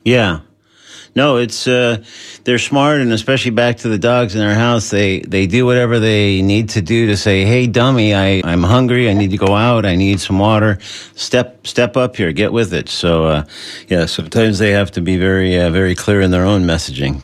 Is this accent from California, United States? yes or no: yes; Southern California, United States; moved away; I grew up in Southern California, sort of between uh, L.A. and San Diego